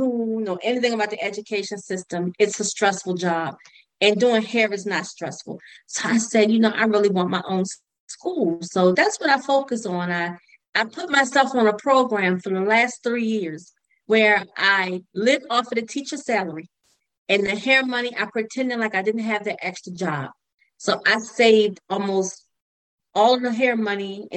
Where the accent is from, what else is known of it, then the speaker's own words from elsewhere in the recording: Virginia, United States; moved away as an adult; also born or lived in Baltimore, Maryland; I moved to Maryland because I grew up in Virginia